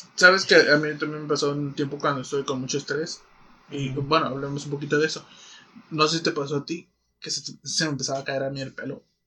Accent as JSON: {"language": "Spanish", "country": "Mexico", "said": "siendo mexicanos"}